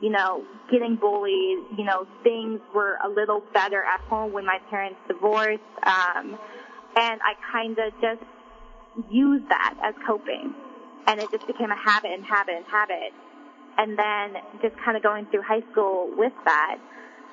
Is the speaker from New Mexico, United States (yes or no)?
no; Oregon, United States; also born or lived in Da Nang, Vietnam; I was adopted, and I grew up in Oregon, a small, small town in Oregon